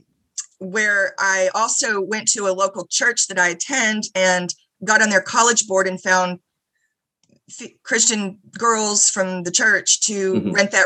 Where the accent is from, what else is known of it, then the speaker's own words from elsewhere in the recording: Houston, Texas, United States; moved away as an adult; now in College Station, United States; I grew up in Houston, went to A&M back in the mid-80s.